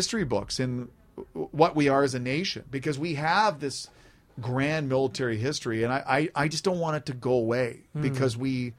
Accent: Canada; And as a Canadian, I don't want the nation ever to forget that, yes, we're peacekeepers, but we also have warriors in this country.

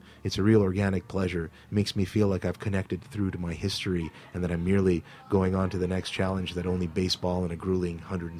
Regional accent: Thornhill, Ontario, Canada; growing up in Toronto, in Thornhill in particular, as someone coming from a background of being both Russian and Jewish and being part of a very multicultural game, a multicultural environment

